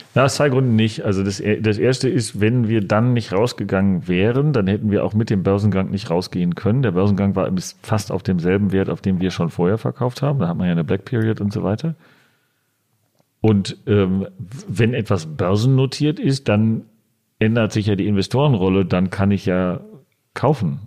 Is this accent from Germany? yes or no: yes; Dortmund, North Rhine-Westphalia, Germany; now in Berlin, Germany; ich äh, gebürtiger Dortmunder bin